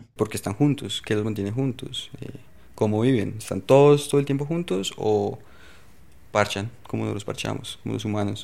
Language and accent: Spanish; Colombia; de, de Colombia